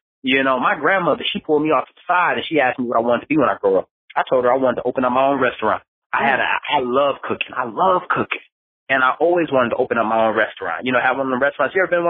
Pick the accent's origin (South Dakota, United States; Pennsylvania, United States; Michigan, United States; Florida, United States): Michigan, United States; Detroit; I came from Detroit, Michigan, one of the most dangerous cities in America. We make the top 10 murder list every year, never fail.